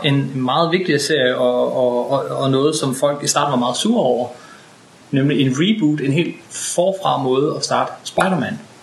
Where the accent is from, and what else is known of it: Denmark